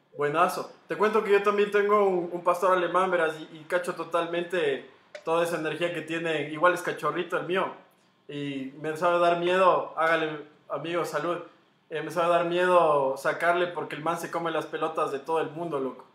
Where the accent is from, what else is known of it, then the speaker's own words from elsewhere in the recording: Ecuador; Como buen ecuatoriano migrante que soy